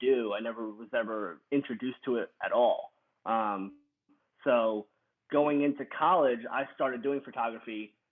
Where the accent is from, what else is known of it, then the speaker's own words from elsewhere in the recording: Long Island, New York, United States; moved away as an adult; also born or lived in Coastal Carolina; I'm originally from Long Island, New York.